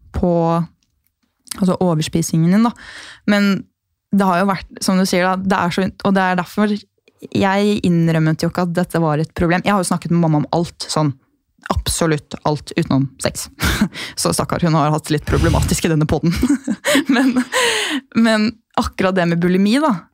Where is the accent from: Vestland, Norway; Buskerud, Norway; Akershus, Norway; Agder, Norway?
Buskerud, Norway; Gol; moved away as an adult; also born or lived in Bergen; Jeg er jo fra Gol